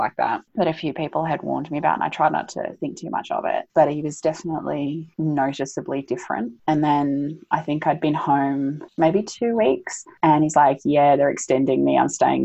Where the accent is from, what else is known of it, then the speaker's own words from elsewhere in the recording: Australia; we're Australian